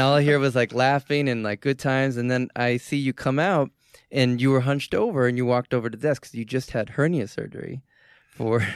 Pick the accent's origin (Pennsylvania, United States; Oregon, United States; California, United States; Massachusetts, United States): Massachusetts, United States; Boston; I'm from Boston